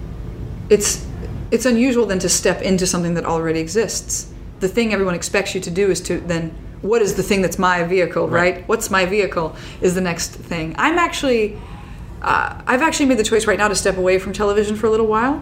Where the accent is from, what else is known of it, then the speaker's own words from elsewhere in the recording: Midwest, United States; I'm from the Midwest